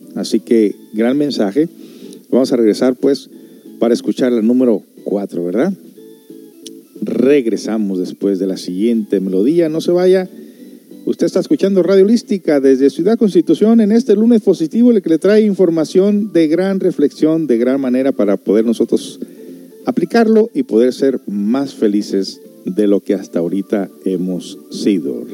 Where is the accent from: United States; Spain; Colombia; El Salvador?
United States; moved away; yo soy de Estados Unidos